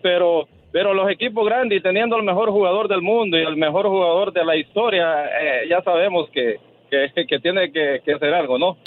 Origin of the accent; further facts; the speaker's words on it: El Salvador; now in Houston, United States; yo soy salvadoreño